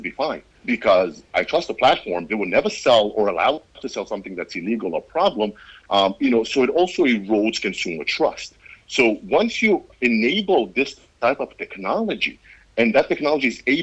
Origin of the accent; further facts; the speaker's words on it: Israel; I grew up in Israel. I went to Israeli army. I grew up in Israel